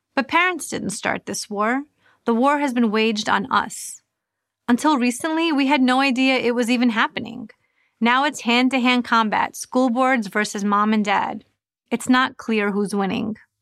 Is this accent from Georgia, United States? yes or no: no; New York, United States; moved away as an adult; now in Florida, United States; I moved from New York, where I had lived my entire life, to Florida to protect my children.